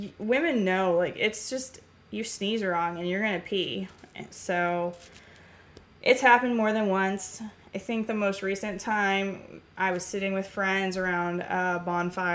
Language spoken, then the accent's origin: English; Ramona, California, United States; I grew up in a little nothing town called Ramona, California, with my grandparents on a 100-acre